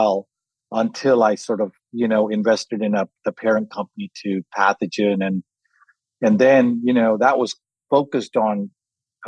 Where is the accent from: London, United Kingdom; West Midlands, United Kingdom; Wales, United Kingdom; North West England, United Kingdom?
London, United Kingdom; also born or lived in Kenya; I grew up in England, in London from 5